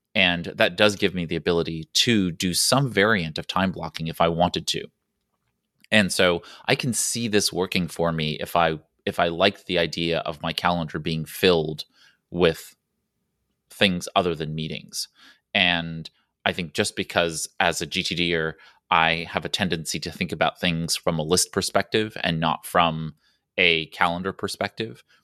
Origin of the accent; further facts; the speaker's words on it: New York City, New York, United States; I'm from New York City where the roads have lines and we still don't abide by them.